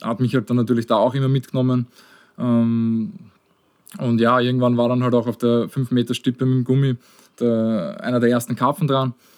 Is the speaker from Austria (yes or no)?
yes; Austria; ich bin auch außerhalb von Wien aufgewachsen.